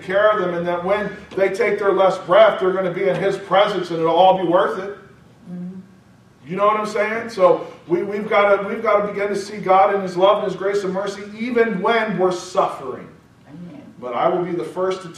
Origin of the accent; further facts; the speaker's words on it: United States; I'm spoiled American.